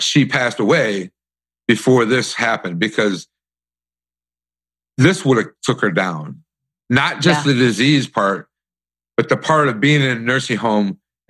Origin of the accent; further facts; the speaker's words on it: Detroit, Michigan, United States; I saw this when I was growing up in Detroit. We were living on a street in Redford Township that the Black Panthers were taking over. And we moved into my grandparents' house because we had to get out of ours.